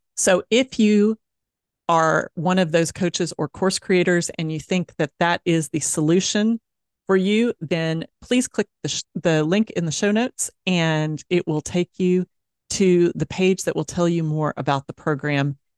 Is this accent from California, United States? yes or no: no; Dallas, Texas, United States; moved away; my hometown uh, of Dallas, Texas